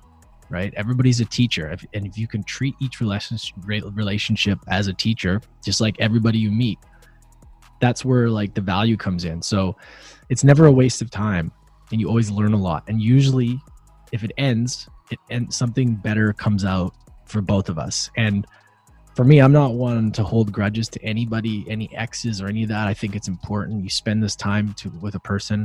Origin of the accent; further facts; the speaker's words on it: Vancouver, British Columbia, Canada; We are both from Vancouver.